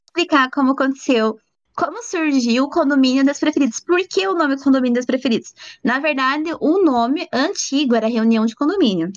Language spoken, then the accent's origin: Portuguese; Paranaguá, Paraná, Brazil; moved away as an adult; now in Curitiba, Brazil; eu sou do Paraná. Eu moro em Curitiba, mas há pouco tempo, faz um ano, um ano e meio. Eu nasci em Paranaguá